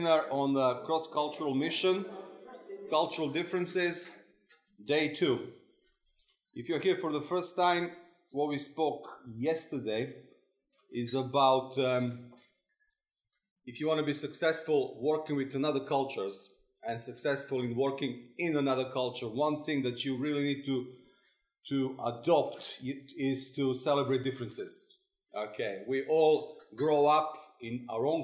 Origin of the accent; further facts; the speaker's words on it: Serbia; moved away; also born or lived in England; One is the Serbian hat when I'm in Serbian culture